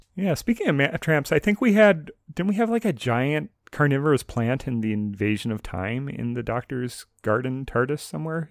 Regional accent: United States; I'm an American

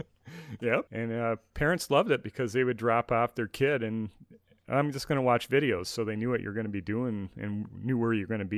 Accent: Minneapolis–Saint Paul, Minnesota, United States; moved away; also born or lived in East Coast; I grew up in the Twin Cities

